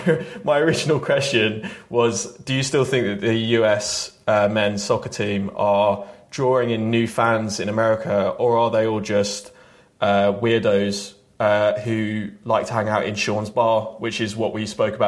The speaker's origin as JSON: {"language": "English", "region": "England", "country": "United Kingdom", "tie": "born or raised there", "said": "I grew up in England"}